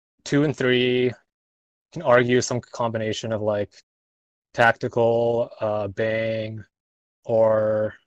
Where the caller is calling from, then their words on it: Orange County, California, United States; I'm calling from Orange County, California.